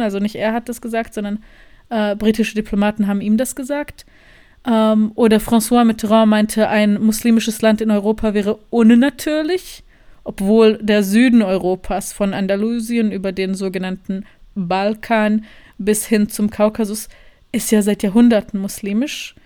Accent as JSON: {"language": "German", "town": "Sarajevo", "region": "Federation of Bosnia and Herzegovina", "country": "Bosnia & Herzegovina", "also_born_or_lived": "Germany", "moved": "as an adult", "lives_now": "Berlin, Germany", "said": "ich bin aus Sarajevo, ich bin jetzt seit zwei Wochen in Berlin"}